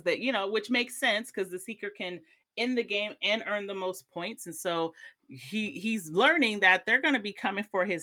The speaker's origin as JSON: {"language": "English", "country": "United States", "said": "as an American"}